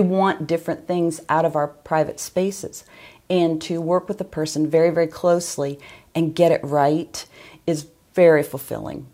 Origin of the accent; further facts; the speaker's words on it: Northern Ohio, United States; moved away; I'm from Northern Ohio